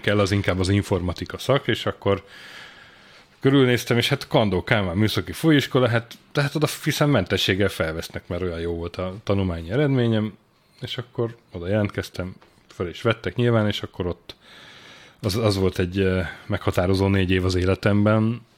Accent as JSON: {"language": "Hungarian", "town": "Sopron", "region": "Győr-Moson-Sopron", "country": "Hungary", "tie": "born or raised there", "said": "én Sopronban születtem, és ott nőttem fel"}